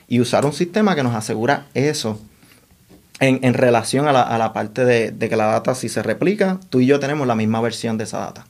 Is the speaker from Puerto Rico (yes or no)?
yes; Puerto Rico; moved away as an adult; also born or lived in Dominican Republic / Washington, District of Columbia, United States; now in New York, United States; Nos movimos a Puerto Rico cuando yo tenía cinco años